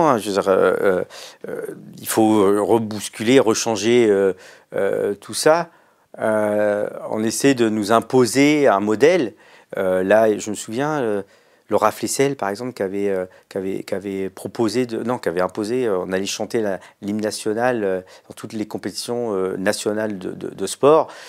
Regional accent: Mauritius; Non, je parle pas hindi, moi je parle mauricien. Mon père parlait télégou on parle Télégo, on vient de l'Andhra Pradesh.

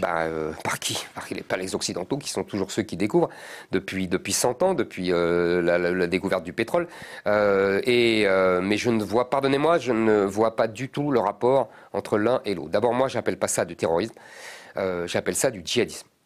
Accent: Drancy, Île-de-France, France; also born or lived in Montreuil / Paris; j'ai grandi dans la banlieue parisienne. Euh, j'ai grandi à Drancy.

